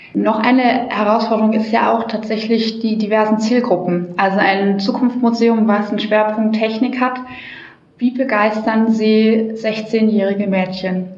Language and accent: German; Germany; wir als Deutsche